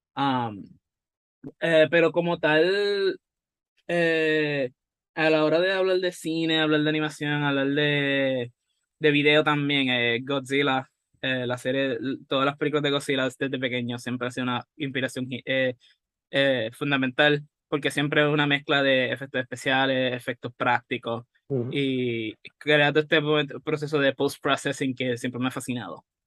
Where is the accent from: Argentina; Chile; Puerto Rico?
Puerto Rico; aquí en Puerto Rico, especialmente como somos, somos bilingües